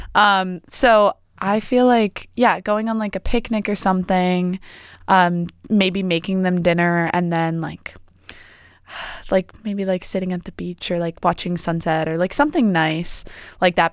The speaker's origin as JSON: {"language": "English", "region": "East Coast", "country": "United States", "moved": "as an adult", "lives_now": "Oregon, United States", "said": "I'm from the East Coast."}